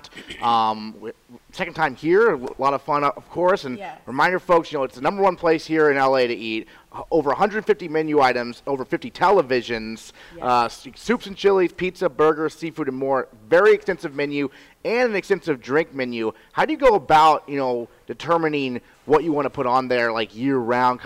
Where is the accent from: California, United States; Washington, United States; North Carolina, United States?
Washington, United States; Seattle; now in Maine, United States; I'm from Seattle